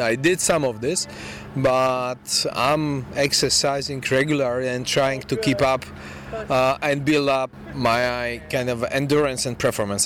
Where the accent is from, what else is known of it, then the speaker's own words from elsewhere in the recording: Poland; I'm coming from Europe, from Poland, so long way from here